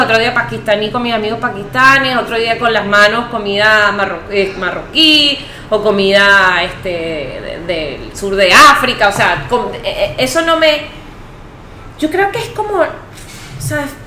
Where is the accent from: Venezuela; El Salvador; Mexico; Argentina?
Venezuela; moved away as an adult; also born or lived in Oklahoma, United States / France; now in Lima, Peru; yo soy venezolana, pues yo siempre he vivido en, Venezuela